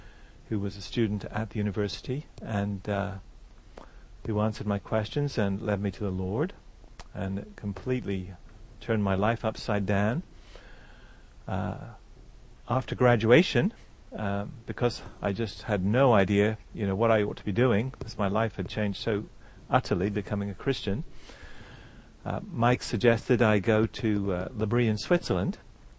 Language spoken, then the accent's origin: English; England, United Kingdom; I'm from England. You can still tell from my accent. I've got a bit of it left.